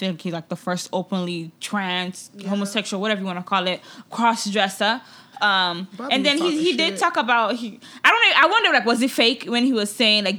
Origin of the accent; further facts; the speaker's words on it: Nigeria; But I think it's just overall, it's a wonderful thing, you know, as a Nigerian to be able to put that out there.